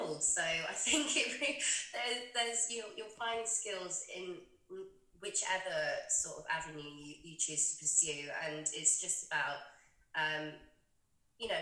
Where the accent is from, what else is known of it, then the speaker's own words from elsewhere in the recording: West Sussex, South East England, United Kingdom; moved away as an adult; also born or lived in East London; now in London, United Kingdom; I'm not originally a London native. I'm actually from West Sussex, but when I moved to London when I was 18, I've always been East London